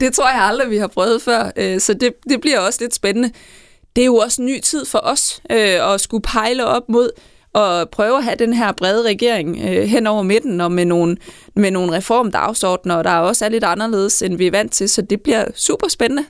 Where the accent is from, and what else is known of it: Southern Jutland, Southern Denmark, Denmark